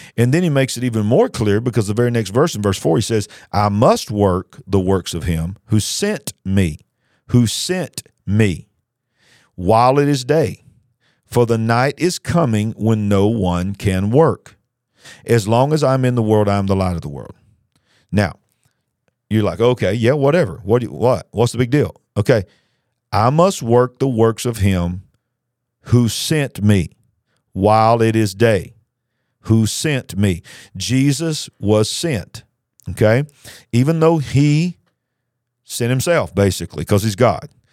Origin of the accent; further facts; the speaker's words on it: United States; I went to France as an American, And I walked around the streets as an American